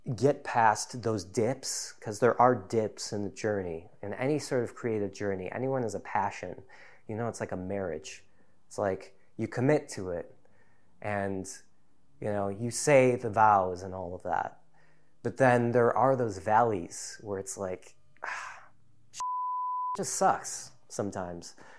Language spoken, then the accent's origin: English; Deerfield, Illinois, United States; also born or lived in Chicago, United States; now in North Woods, Wisconsin, United States; I grew up in Chicagoland area, in a suburb called Deerfield, northeast suburb